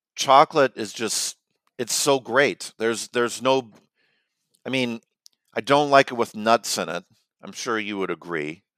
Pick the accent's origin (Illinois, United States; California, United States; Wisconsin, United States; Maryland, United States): Illinois, United States; Chicago; now in North Carolina, United States; growing up in Chicago